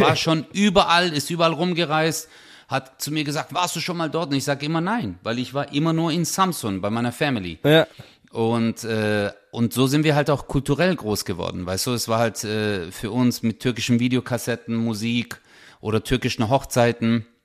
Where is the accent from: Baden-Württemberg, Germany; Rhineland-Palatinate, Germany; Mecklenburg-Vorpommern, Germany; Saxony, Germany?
Baden-Württemberg, Germany; Stuttgart; bin ja hier in Deutschland geboren, aufgewachsen